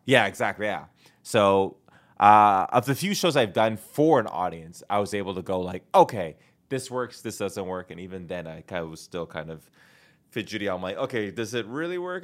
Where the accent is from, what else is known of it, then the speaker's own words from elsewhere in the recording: Canada; moved away as an adult; now in Los Angeles, United States; I have a passport and I'm Canadian